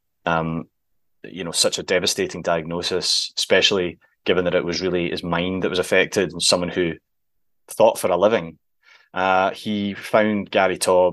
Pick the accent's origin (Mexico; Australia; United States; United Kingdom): United Kingdom; Scotland; we're both Scottish